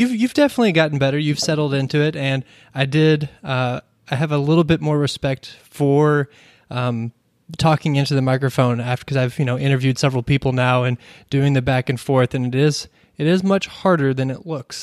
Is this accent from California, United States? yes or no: no; Kentucky, United States; growing, growing up in Kentucky